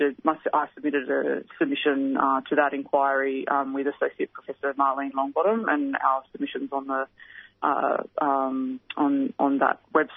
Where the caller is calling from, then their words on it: Victoria, Australia; I'm tuning in from Wurundjeri country, and I just want to acknowledge and pay my respects to the Koori community of Victoria during NAIDOC week.